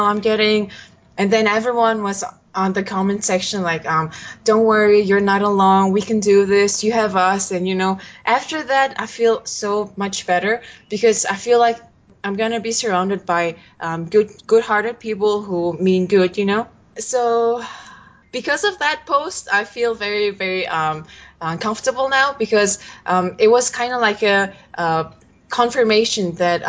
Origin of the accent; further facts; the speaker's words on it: Mongolia; now in San Francisco, United States; I'm from Mongolia